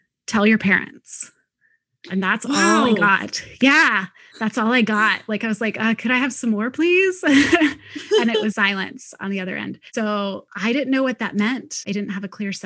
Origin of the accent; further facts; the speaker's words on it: near Cincinnati, Ohio, United States; also born or lived in Indiana; I grew up in Ohio in a little Midwest town